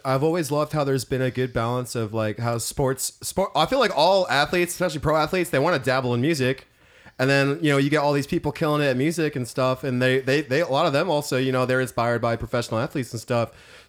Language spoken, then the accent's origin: English; St. Louis, Missouri, United States; also born or lived in Everett, Washington; coming at you from growing up in the Midwest, like St. Louis, and then hanging up in Everett, Washington